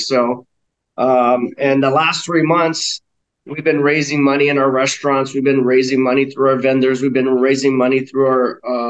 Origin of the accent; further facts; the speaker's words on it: Hawaii, United States; I went to Maui because I'm from Hawaii, and I went there because to visit my dad, because my parents are divorced.